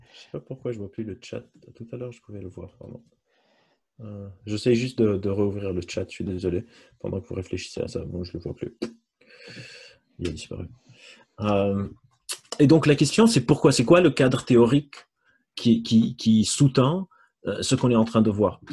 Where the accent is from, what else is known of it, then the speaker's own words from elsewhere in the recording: Lebanon; moved away; je suis libanais, j'ai grandi euh, là-bas